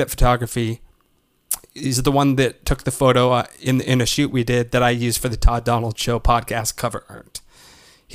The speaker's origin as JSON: {"language": "English", "area": "Waterloo region", "region": "Ontario", "country": "Canada", "tie": "born or raised there", "said": "my hometown, the Waterloo region of Ontario"}